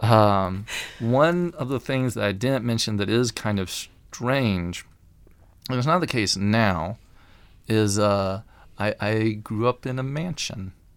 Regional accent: Alabama, United States; accent: Alabama accent; moved away as an adult; I'm from Alabama. Uh, I don't always sound like it

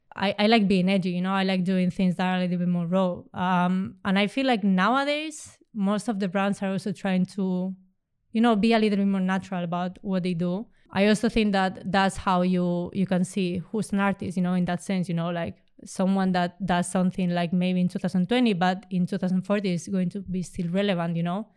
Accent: Spain; I come from Spain

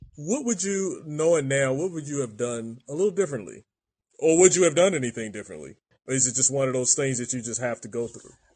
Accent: Baltimore, Maryland, United States; now in San Diego, United States; I'm from Maryland

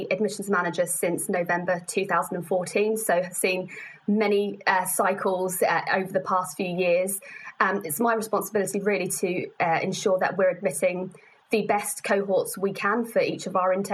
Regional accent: London, United Kingdom; I was born in London, so it's very much home to me.

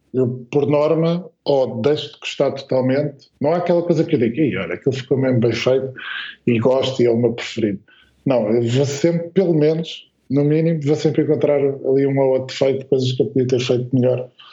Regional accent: Alverca do Ribatejo, Lisbon, Portugal; nós somos aqui da, da região de Lisboa-Valutez, né? mas concretamente Alverca

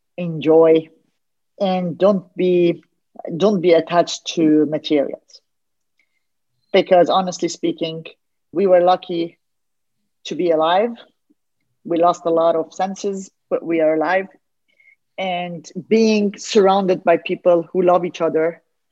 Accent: Lebanon; I'm a Lebanese from Armenian origin

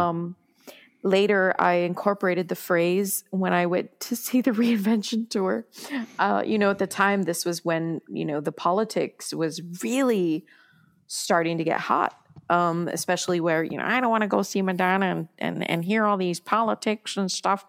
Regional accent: United States; moved away as an adult; also born or lived in France; I'm from America

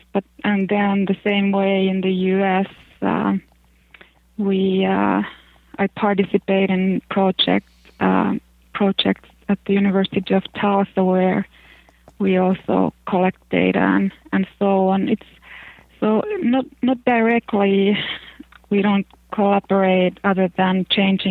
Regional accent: Finland; English is a second language; since I'm from Finland

